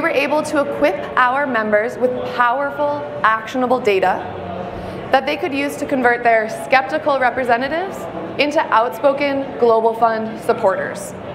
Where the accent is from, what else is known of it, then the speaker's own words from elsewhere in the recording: New York, United States; I am from New York